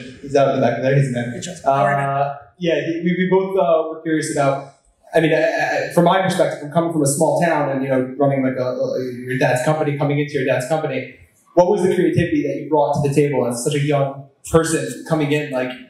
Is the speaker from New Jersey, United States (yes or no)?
yes; Elizabeth, New Jersey, United States; I'm actually from close to where you live. I'm from Elizabeth, New Jersey.